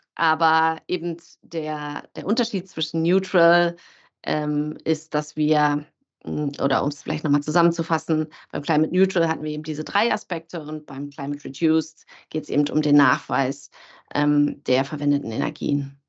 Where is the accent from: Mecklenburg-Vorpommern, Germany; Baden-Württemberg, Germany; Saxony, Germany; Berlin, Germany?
Berlin, Germany; moved away as an adult; als es mich zurück in meine Heimat Berlin zog